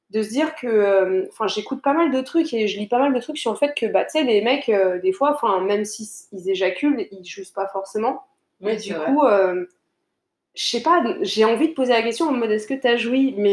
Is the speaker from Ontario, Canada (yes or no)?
yes; Niagara, Ontario, Canada; Hein, je suis du Niagara. Mais c'est ça, chute. Ouais, nous on aime bien dire chute.